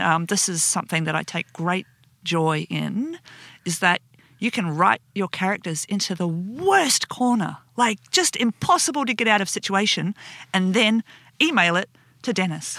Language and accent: English; Perth, Western Australia, Australia; We're both from Perth